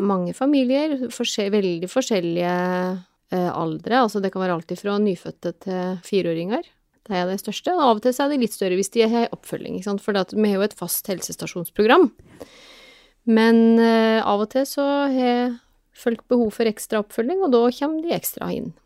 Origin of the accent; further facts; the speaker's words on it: Telemark, Norway; now in Oslo, Norway; jeg er fra Telemark opprinnelig. Men jeg har bodd i Oslo siden 1996